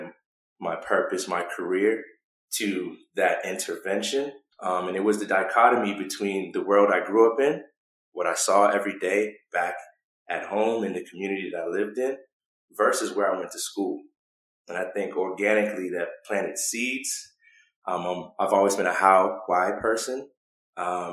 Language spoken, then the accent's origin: English; Boston, Massachusetts, United States; I was born and raised in Boston, Massachusetts